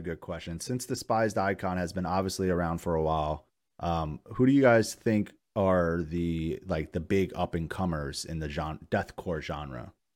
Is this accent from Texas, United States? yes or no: no; Poughkeepsie, New York, United States; where I grew up in Poughkeepsie, New York